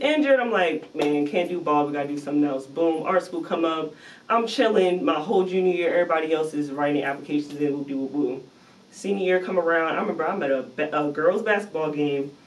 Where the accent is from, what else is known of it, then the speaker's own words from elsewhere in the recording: New Jersey, United States; I'm from Jersey, so okay. it's just East Coast